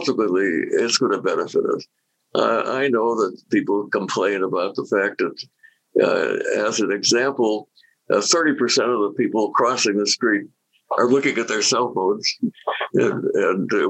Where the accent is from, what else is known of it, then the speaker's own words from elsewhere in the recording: United States; I'm proud of being an American.